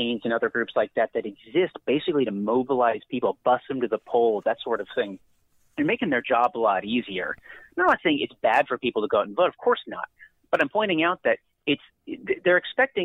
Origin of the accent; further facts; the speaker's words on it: California, United States; California, my home state